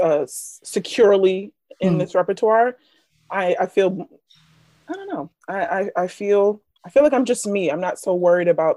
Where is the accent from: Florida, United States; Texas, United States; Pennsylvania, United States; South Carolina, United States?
Pennsylvania, United States; Philadelphia; I'm from Philadelphia School District.